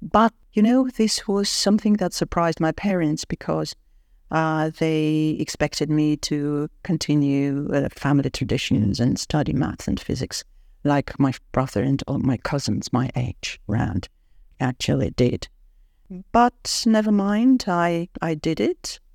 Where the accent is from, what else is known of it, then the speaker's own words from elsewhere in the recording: Yerevan, Armenia; English is a second language; moved away as an adult; also born or lived in Moscow, Russia; It was an English language school in my hometown, uh, in Yerevan